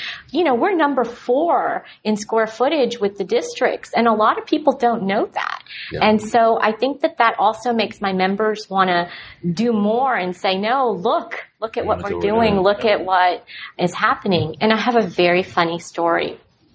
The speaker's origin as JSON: {"language": "English", "town": "Dallas", "region": "Texas", "country": "United States", "said": "I'm from Dallas and I love it"}